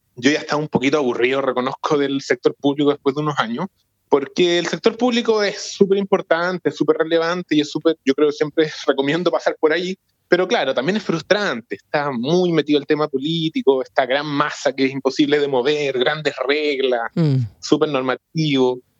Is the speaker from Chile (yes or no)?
yes; Santiago, Santiago Metropolitan Region, Chile; also born or lived in Futrono / Los Ríos Region; yo nací en Santiago, estudié en Santiago